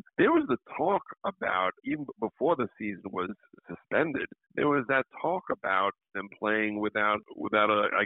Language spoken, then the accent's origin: English; Suffolk County, Long Island, New York, United States; I went through hell as a kid being a Ranger fan growing up in Suffolk County, Long Island